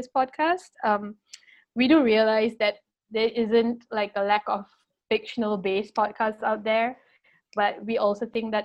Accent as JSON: {"language": "English", "country": "Malaysia", "said": "I'm from Malaysia"}